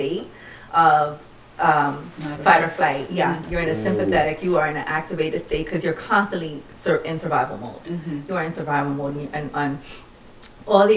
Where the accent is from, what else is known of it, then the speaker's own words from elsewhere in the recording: New York City, New York, United States; I'm a native New Yorker, born and raised in the Lower East Side before its gentrification.